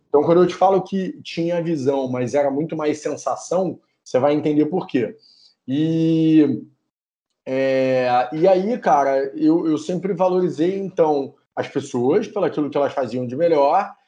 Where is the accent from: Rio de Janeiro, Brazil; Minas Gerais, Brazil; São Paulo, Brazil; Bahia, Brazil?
Rio de Janeiro, Brazil; Petrópolis; Petrópolis, que é da onde eu sou, é da onde eu nasci, né? É aonde eu nasci